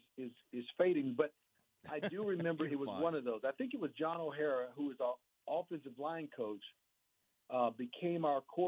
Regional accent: Waco, Texas, United States; I grew up here in Waco, literally blocks from campus.

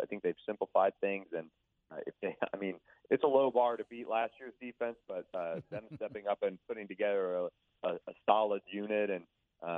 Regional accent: Tampa, Florida, United States; I grew up in Tampa

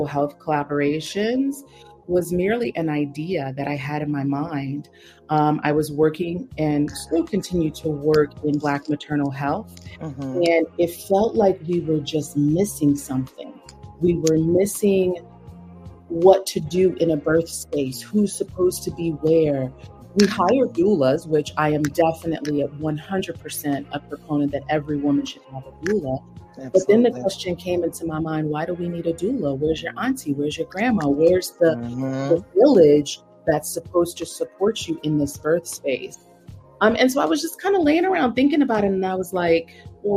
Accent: Silver Spring, Maryland, United States; moved away as an adult; now in Northern Virginia, United States; I'm originally from Maryland, Silver Spring, right outside of Washington, D.C. But I currently live in Northern Virginia, also just outside.

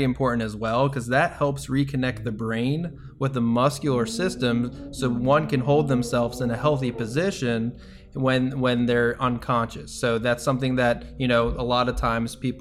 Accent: New Jersey, United States; now in Tampa, United States; I am from New Jersey.

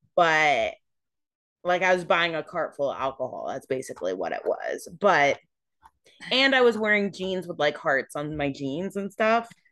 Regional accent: California, United States; I grew up in California

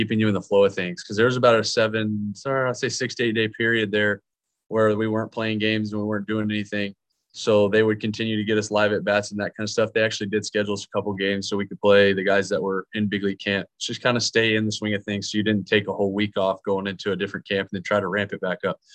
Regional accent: Dallas, Texas, United States; I'm from Dallas, Texas

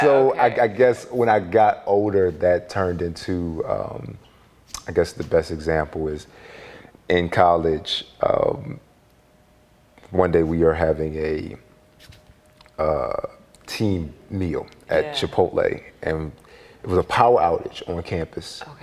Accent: Philadelphia, Pennsylvania, United States; I was born in South Philly on Cemetery Lane. My father got locked up when I was two years old, and you know, it was me and my mother for the longest time

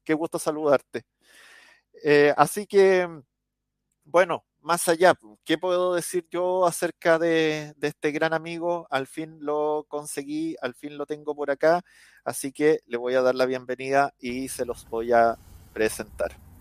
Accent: Chile; yo estoy transmitiendo hoy en día desde Chile

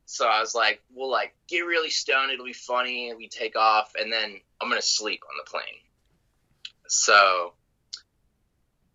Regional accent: Carbondale, Colorado, United States; I grew up in Carbondale, which is about 3 hours away from Denver.

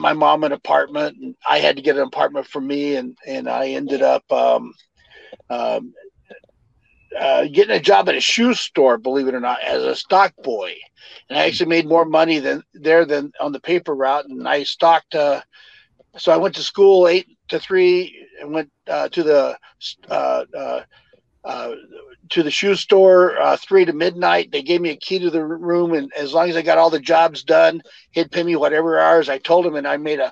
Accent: California, United States; born or raised there; also born or lived in Texas

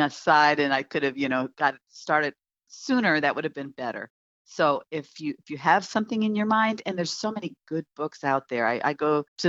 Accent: United States; also born or lived in New York City; my husband is from Egypt and I'm obviously from America

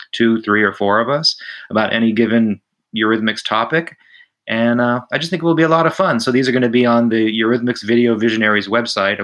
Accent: Florida, United States; my local area where I grew up in Florida

